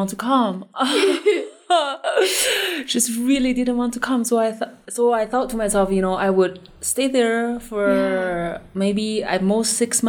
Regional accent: Ji County, Tianjin, China; English is a second language; now in Bozeman, United States; So I'm from Tianjin. Jixian. So Tianjin is the city that I'm from.

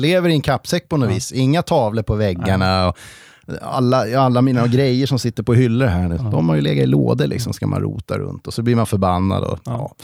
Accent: Stockholm, Stockholm County, Sweden; moved away as an adult; now in Järvsö, Sweden; jag är född och uppvuxen i Stockholm

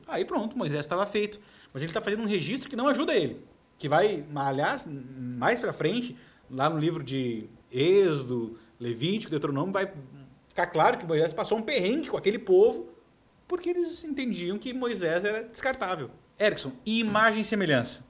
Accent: Brazil; nós somos brasileiros, é a nossa herança

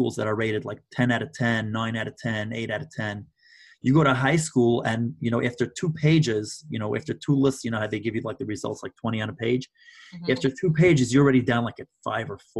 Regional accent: New York, United States; I'm from New York

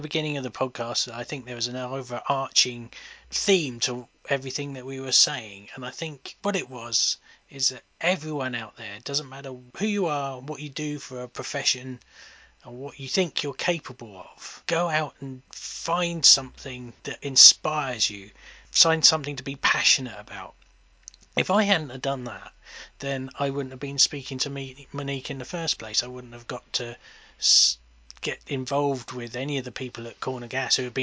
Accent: England, United Kingdom; I am English

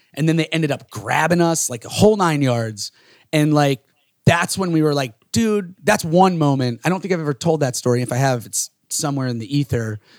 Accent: Florida, United States; growing up in these small towns, we're from Florida

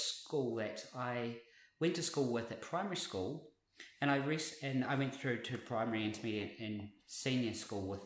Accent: Invercargill, Southland, New Zealand; now in Brisbane, Australia; I came from Invercargill, which is a population of 50,000 people.

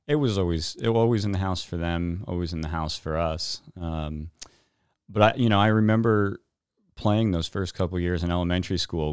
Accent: New Milford, Connecticut, United States; also born or lived in New York; I was born in New York, um, and grew up in New Milford

